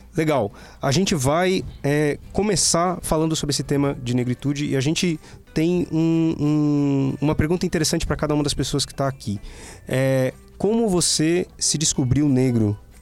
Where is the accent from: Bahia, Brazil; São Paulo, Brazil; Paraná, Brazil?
São Paulo, Brazil; Guarulhos; moved away; eu sou de Guarulhos, da periferia de Guarulhos